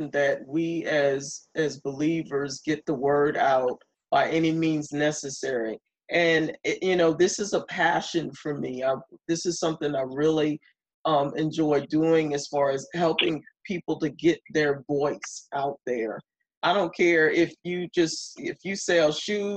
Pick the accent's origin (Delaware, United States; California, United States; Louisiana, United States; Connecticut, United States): Delaware, United States; I'm originally from Delaware.